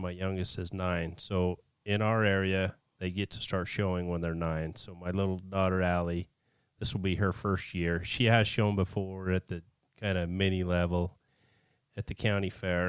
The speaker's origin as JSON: {"language": "English", "town": "Spanish Fork", "region": "Utah", "country": "United States", "tie": "born or raised there", "said": "I was born and raised in Spanish Fork, Utah. I basically lived there my whole life."}